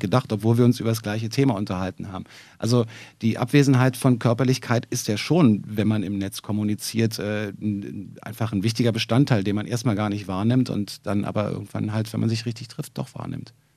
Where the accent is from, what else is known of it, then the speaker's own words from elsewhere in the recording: Berlin, Germany; ich bin im Wedding geboren und dann aber in Wilmersdorf aufgewachsen